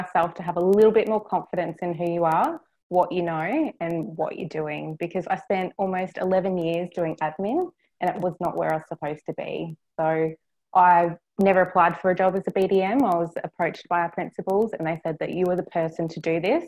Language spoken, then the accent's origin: English; Cairns, Queensland, Australia; I'm born and raised in Cairns, so this is my hometown.